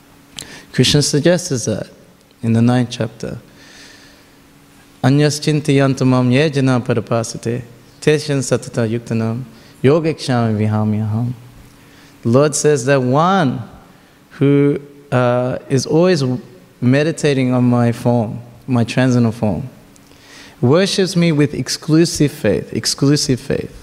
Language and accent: English; Australia; first language Tamil; me and my brother grew up in Australia